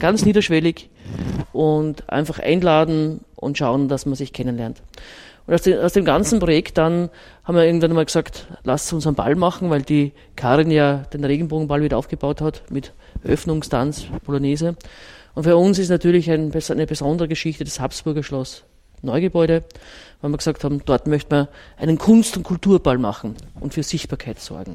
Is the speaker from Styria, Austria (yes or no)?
yes; Styria, Austria; moved away as an adult; now in Vienna, Austria; ich bin ja eher Zurgraste, weil ich komme aus der Steiermark